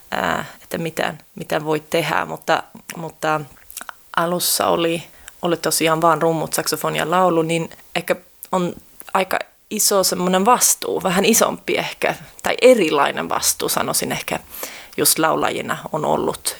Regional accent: Sweden; mä oon syntynyt Ruotsissa

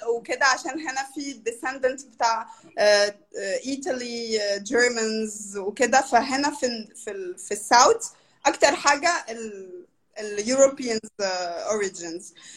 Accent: Brazil; هي أكبر بلد في في أمريكا اللاتينية وخامس أكبر بلد في العالم واحنا تقريبا 200 مليون نسمة

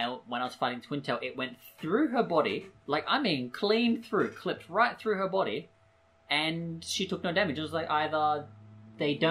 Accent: Australia

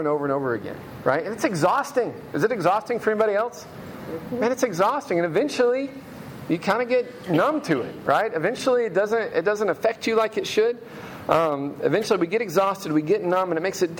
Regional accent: Memphis, Tennessee, United States; When I was a kid, I grew up in Hickory Hill near Crump Elementary

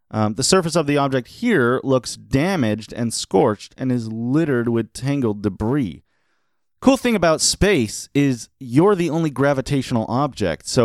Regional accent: Australia; Obviously, I'm from Australia where we use meters and kilometers constantly.

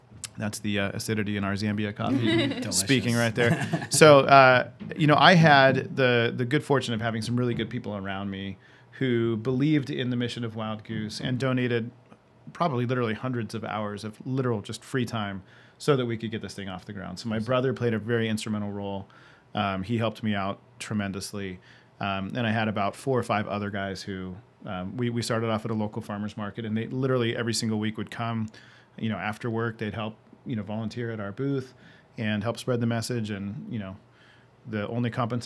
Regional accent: Yucaipa, California, United States; also born or lived in Orange County, California; From fifth grade on, I grew up in Yucaipa, California.

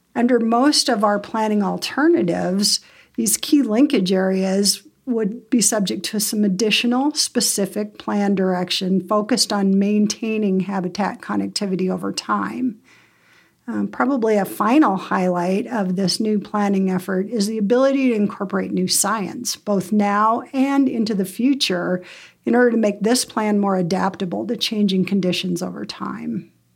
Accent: Bozeman, Montana, United States; I grew up in Bozeman

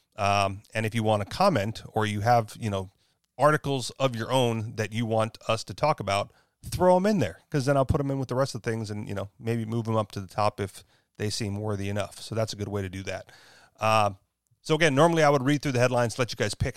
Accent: Hawaii, United States; moved away; I am from Hawaii, even though I chose to move.

